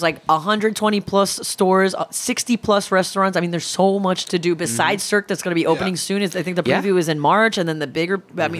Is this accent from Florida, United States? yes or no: yes; Miami, Florida, United States; moved away; I'm originally from Miami